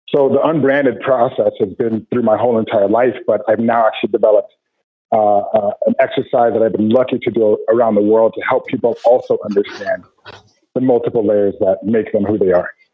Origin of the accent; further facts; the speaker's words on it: Arvada, Colorado, United States; I grew up in Arvada, Colorado